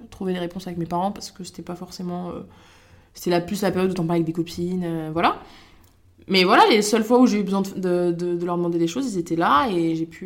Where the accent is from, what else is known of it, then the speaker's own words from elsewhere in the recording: Montargis, Centre-Val de Loire, France; also born or lived in Niger; Alors moi, si tu veux, je suis née au Niger. Euh, j'ai été adoptée là-bas quand j'avais deux mois par mes parents. On est resté 5 ans, ensuite on est allé à Montargis, du côté